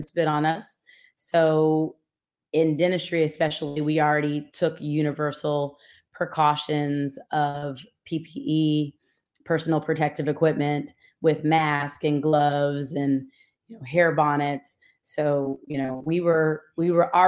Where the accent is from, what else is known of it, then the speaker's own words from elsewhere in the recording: Atlanta, Georgia, United States; also born or lived in Louisiana / Washington, D.C.; I'm from Atlanta, Georgia